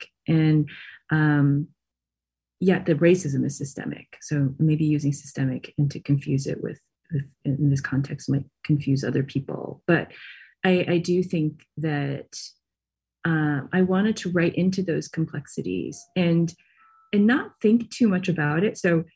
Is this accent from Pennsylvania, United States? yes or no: no; Michigan, United States; I grew up in Michigan